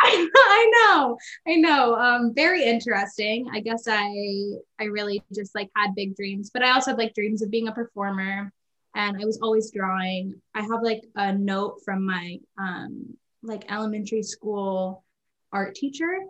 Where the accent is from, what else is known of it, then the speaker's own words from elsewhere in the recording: Kansas City, Missouri, United States; also born or lived in Claremont, California; I was born in Kansas City uh, in 1994